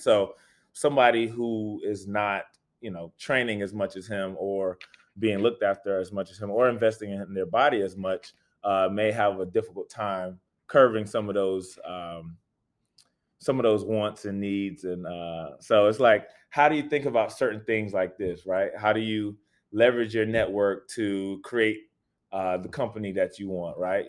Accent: Raleigh, North Carolina, United States; just a kid from Raleigh, born and raised in Raleigh

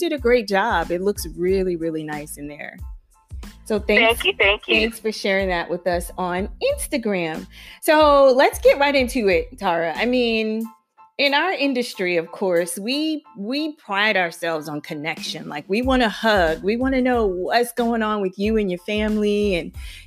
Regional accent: Charleston, South Carolina, United States; moved away; I'm from Charleston, so I have a lot of friends and family there

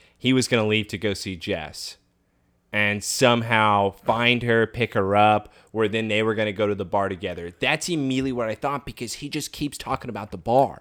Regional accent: Kansas, United States; I grew up in Kansas.

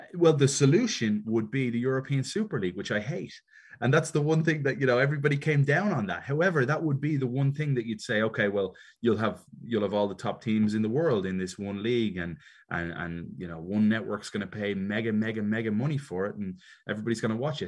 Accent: Dublin, Leinster, Ireland; moved away as an adult; also born or lived in Chicago, United States / Miami, United States; now in Atlanta, United States; I was always quite American as a kid growing up in Ireland because my mother's from Chicago.

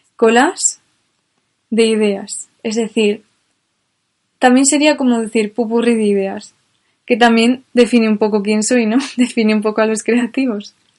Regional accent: Spain; yo como soy española

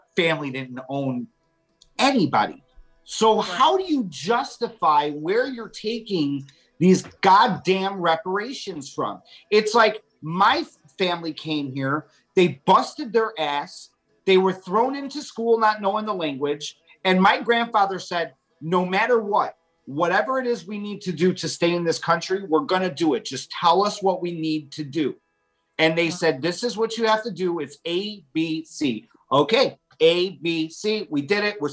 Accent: 30 minutes west of downtown Chicago, Illinois, United States; I grew up right here in just 30 minutes west of downtown Chicago.

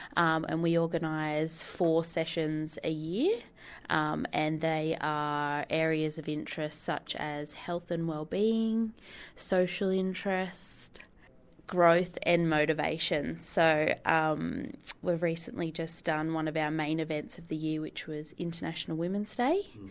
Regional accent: Whitebridge, New South Wales, Australia; We grew up in Whitebridge, so our local beach was Dudley

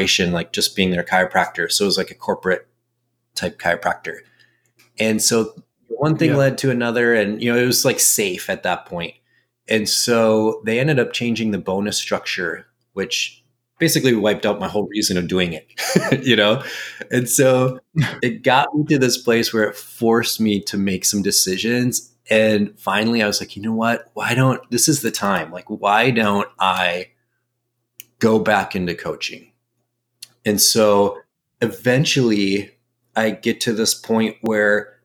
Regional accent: Minnesota, United States; moved away as an adult; now in Arizona, United States; I'm from Minnesota

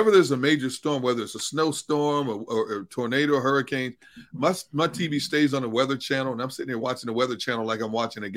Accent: Wisconsin, United States; moved away; growing up in Wisconsin

